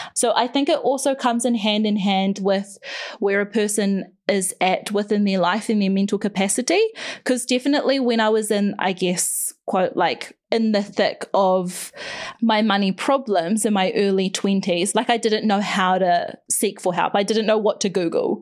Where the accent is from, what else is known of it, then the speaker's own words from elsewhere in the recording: Whakatane, Bay of Plenty, New Zealand; also born or lived in Tutangi; we moved to Whakatane when I was eight, which is a bigger, small town on the coast, the Bay of Plenty in Aotearoa in New Zealand